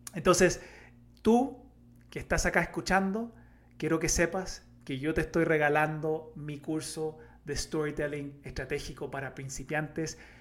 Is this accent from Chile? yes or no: yes; Chile; como buen chileno